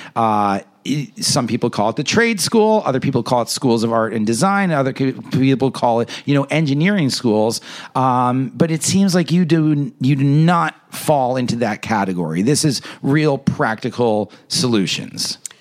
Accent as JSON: {"language": "English", "region": "New York", "country": "United States", "said": "I'm a New Yorker"}